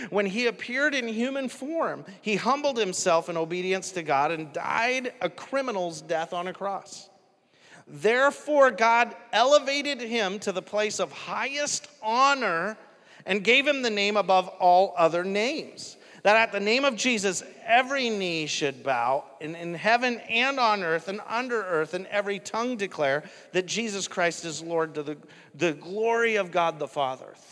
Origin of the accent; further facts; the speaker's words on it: New York, United States; I'm from New York, so that's why I call it out like this.